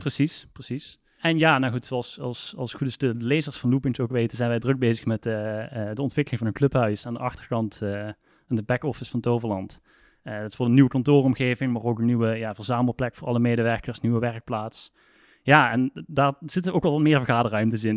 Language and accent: Dutch; South Limburg, Netherlands; ik ben een Limburg, ik kom uit Zuid-Limburg